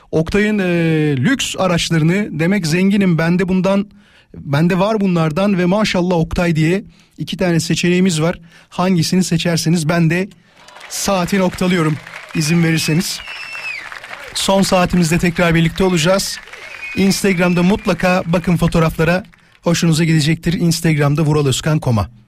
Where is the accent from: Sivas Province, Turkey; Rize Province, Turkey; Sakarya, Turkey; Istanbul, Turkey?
Rize Province, Turkey; now in Bursa, Turkey; Rizeliyim ben.